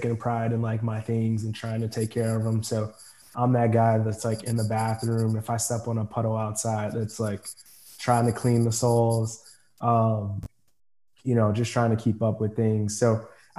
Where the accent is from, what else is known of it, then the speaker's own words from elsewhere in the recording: Forest Park, Illinois, United States; also born or lived in Fort Hood, Texas; I grew up, this is like home, obviously grew up in Forest Park, which is west, about 10 miles west of the Loop